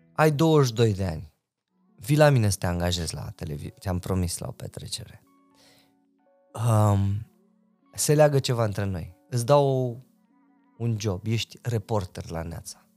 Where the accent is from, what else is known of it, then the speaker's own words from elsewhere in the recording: Reșița, Caraș-Severin County, Romania; moved away as an adult; now in Bucharest, Romania; Noi eram doi băieți de la Reșița